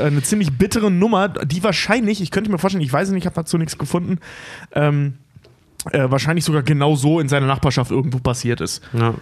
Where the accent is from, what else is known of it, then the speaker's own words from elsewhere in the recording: North Rhine-Westphalia, Germany; now in Hamburg, Germany; ich komme ja aus NRW